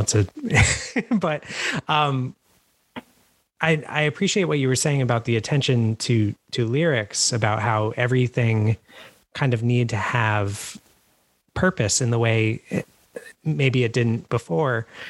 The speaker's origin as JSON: {"language": "English", "region": "New York", "country": "United States", "moved": "as an adult", "lives_now": "Philadelphia, United States", "said": "I, I guess I, have spent most of my life in New York. I live in Philly now"}